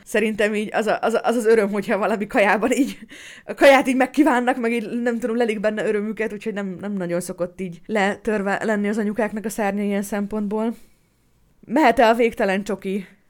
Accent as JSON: {"language": "Hungarian", "country": "Hungary", "tie": "born or raised there", "said": "egy kerülettel odébb fogok szülni, mint ahol amúgy én születtem meg"}